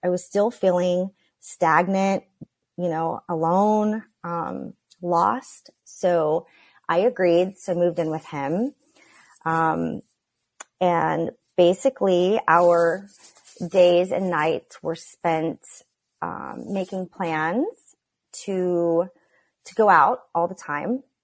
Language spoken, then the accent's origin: English; Oklahoma, United States; Growing up in Oklahoma